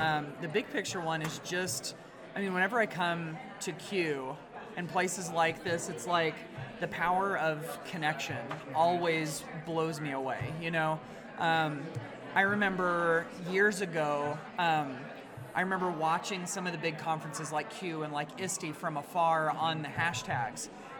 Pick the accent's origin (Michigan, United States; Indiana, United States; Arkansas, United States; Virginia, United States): Indiana, United States; West Central; I'm from West Central Indiana.